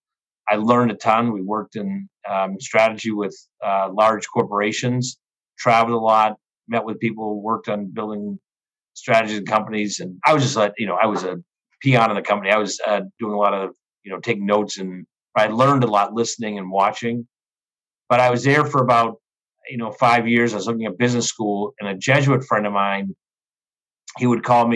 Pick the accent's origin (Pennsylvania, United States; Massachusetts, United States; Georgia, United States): Massachusetts, United States; Danvers; moved away as an adult; also born or lived in Milwaukee, Wisconsin / Marshall Islands / Haiti; now in Chicago, United States; I grew up in the Boston area, and I was there through high school